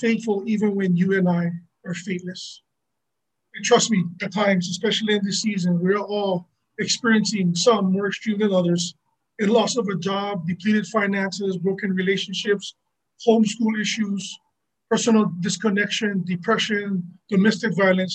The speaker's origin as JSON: {"language": "English", "region": "Hawaii", "country": "United States", "said": "I am local"}